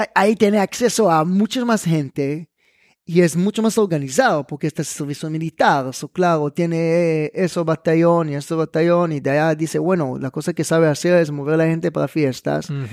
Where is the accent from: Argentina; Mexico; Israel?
Israel; Spanish is a second language; also born or lived in Netanya, Israel; now in Panama; yo nací y crecí en Israel